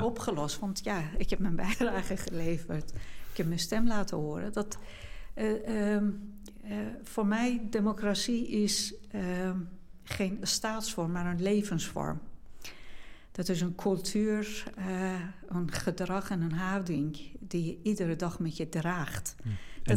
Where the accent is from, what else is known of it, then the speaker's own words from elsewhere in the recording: Iran; now in Netherlands; in Iran, ik meen dat nu zijn we iets van 85 miljoen uh, bewoners in Iran. Met zoveel diversiteit van etniciteiten, taal en religie. Ehm, en in de omgeving waar ik ben opgegroeid